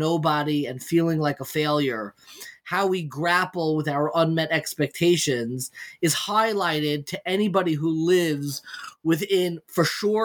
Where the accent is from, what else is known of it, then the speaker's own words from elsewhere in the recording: Long Island, New York, United States; I grew up in Long Island